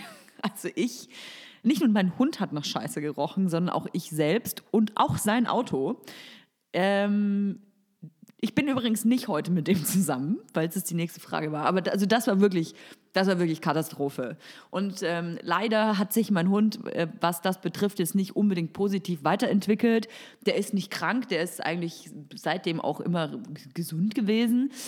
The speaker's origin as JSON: {"language": "German", "town": "Nuremberg", "region": "Bavaria", "country": "Germany", "tie": "born or raised there", "moved": "yes", "said": "Ich komme ursprünglich aus Nürnberg"}